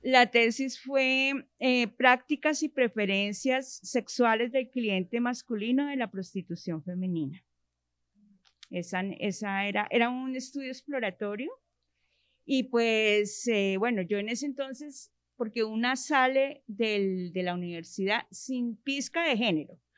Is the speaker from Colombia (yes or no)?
yes; Bogotá, Colombia; also born or lived in Usaquén, Bogotá; Nací en Bogotá, soy rola de pura cepa, como se dice. Eh, crecí en el barrio Minuto de Dios